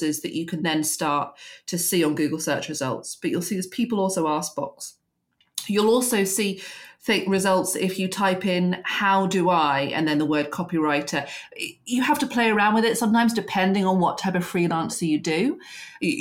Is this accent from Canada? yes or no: no; England, United Kingdom; particularly as English women